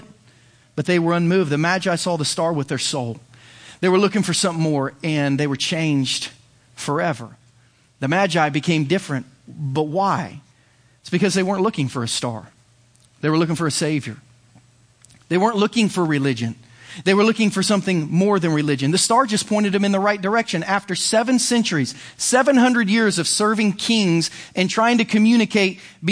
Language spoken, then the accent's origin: English; United States